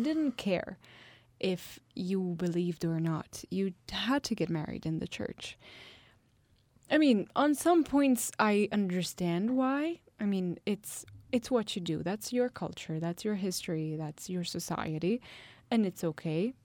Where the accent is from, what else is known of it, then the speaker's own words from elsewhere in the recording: Italy; My hometown is one of the hottest town in the whole of Italy